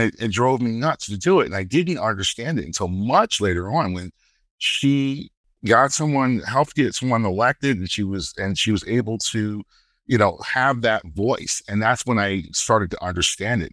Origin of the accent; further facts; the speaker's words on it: Brooklyn, New York, United States; growing up in Brooklyn